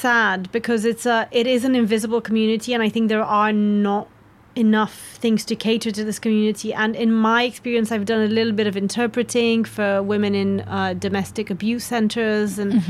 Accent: Romania; now in United Kingdom; I felt like I accepted being Romanian after I got British citizenship

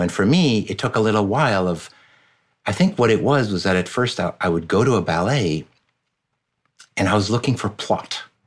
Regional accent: France; moved away; So my dad's American, my mom's French. I grew up in France pretty much my entire childhood

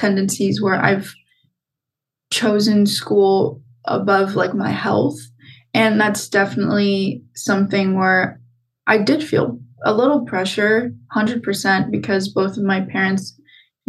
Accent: Pasadena, California, United States; I'm from Pasadena, born and raised here

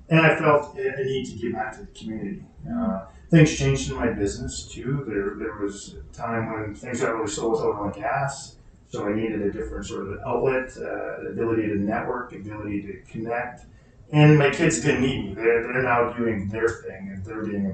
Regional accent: Hanna, southern Alberta, Canada; now in Hinton, Canada; I grew up in Hannon, so southern Alberta, was used to the Chinooks

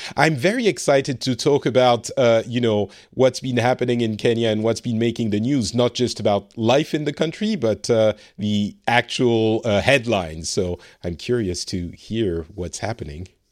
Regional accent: France; now in Finland; I live in Finland. I am originally from France

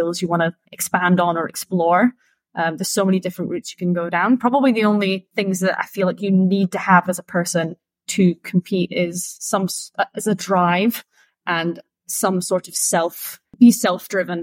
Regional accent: Scotland, United Kingdom; moved away; I started my barista career because I'm from Scotland. So I started in Scotland in Edinburgh

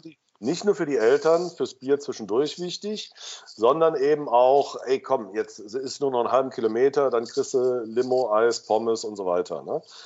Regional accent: Cologne, North Rhine-Westphalia, Germany; ich bin im Rechtsrheinischen aufgewachsen, auf der Schelsig

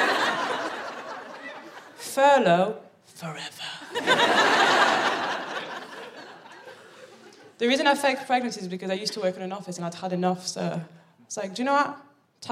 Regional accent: Paris, Île-de-France, France; moved away as an adult; also born or lived in Birmingham; now in London, United Kingdom; I'm from Paris

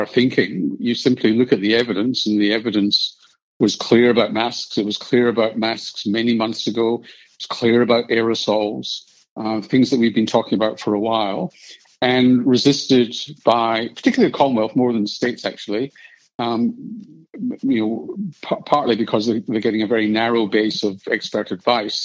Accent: Scotland, United Kingdom; now in Australia; being born Scottish and Jewish

